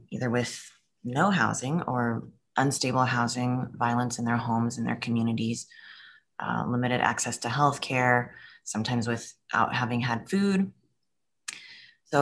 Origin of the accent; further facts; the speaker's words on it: California, United States; I'm originally from California